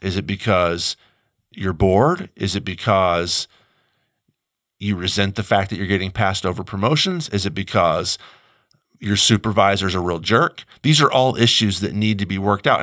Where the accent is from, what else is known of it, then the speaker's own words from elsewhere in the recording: United States; I, as American